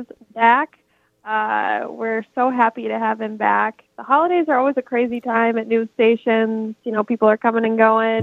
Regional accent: Minnesota and Wisconsin, Upper Midwest, United States; But yes, I am from the North Woods. Uh, grew up in both Minnesota and Wisconsin.

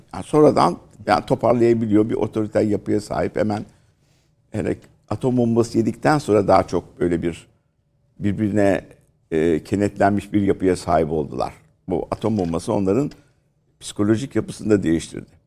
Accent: Istanbul, Turkey; bizim eski oturduğumuz mahalle, ki biz, e, Kadıköy Şifalı'da oturuyorduk

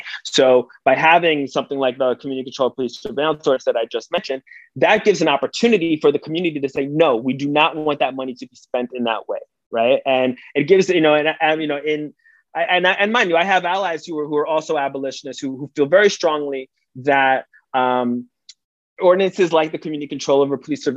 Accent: New York City, New York, United States; As a New Yorker, as an advocate

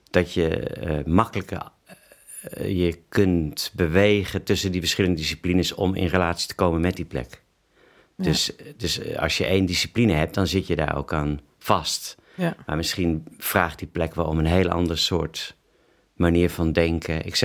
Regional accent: London, United Kingdom; Eh, ja, want ik kwam uit Londen, ehm, woonde in Geuzenveld.

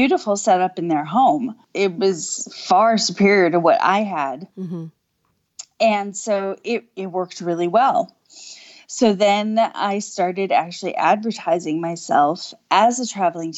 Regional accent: Wisconsin, United States; now in Virginia, United States; I'm originally from Wisconsin

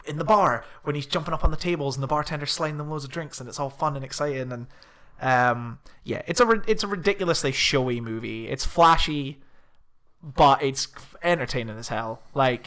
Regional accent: Scotland, United Kingdom; We're from Scotland

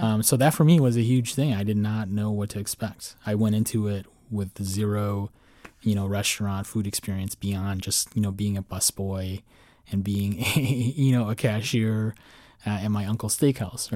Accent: Midwest, United States; moved away as an adult; also born or lived in Chicago; now in Arlington, United States; first time living outside of the Midwest in my entire lifetime

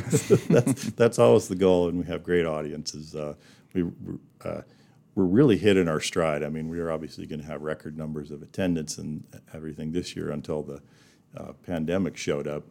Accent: Bozeman, Montana, United States; moved away as an adult; also born or lived in Jackson Hole, Wyoming / Black Hills, South Dakota; now in Rapid City, United States; I was born in Bozeman, Montana

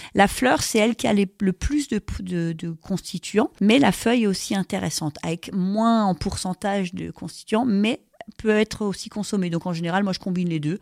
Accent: Alsace, Grand Est, France; chez nous, en Alsace

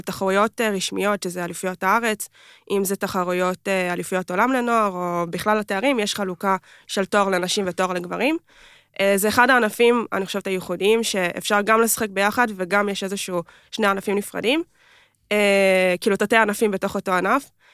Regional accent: Kfar Saba, Central District, Israel; גדלתי במועדון בכפר סבא

